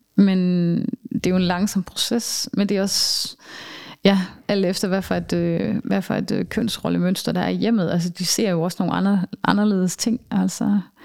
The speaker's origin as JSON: {"language": "Danish", "country": "Denmark", "also_born_or_lived": "southern Germany", "moved": "yes", "said": "som vi kender det herhjemme"}